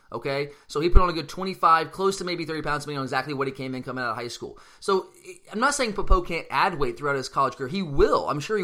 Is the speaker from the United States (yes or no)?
yes; Gwinnett County area, Georgia, United States; You and I are both from around that area